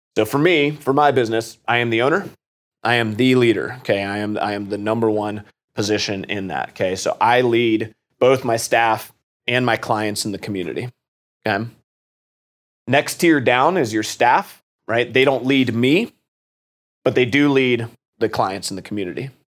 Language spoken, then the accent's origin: English; Worthington, Ohio, United States; also born or lived in Washington, D.C.; I went off to OU after graduating from Kilbourne. I'm from Worthington